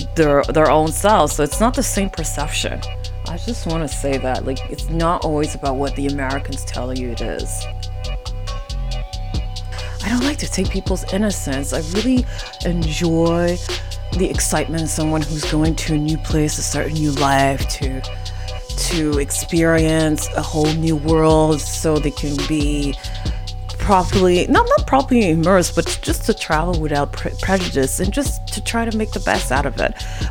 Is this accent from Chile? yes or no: no; Quebec, Canada; born there; because, you know, I'm Haitian, I was born in Quebec.